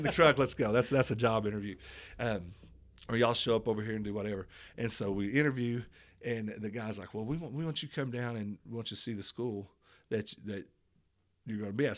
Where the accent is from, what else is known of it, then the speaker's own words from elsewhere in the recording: Tulsa, Oklahoma, United States; I was born in Tulsa, Oklahoma